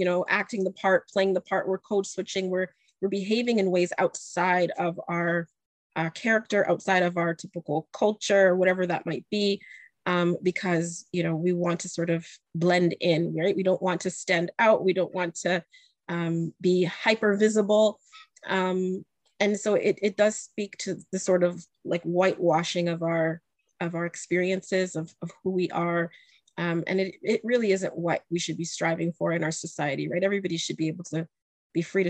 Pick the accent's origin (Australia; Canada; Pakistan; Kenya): Canada; I'm also from Canada.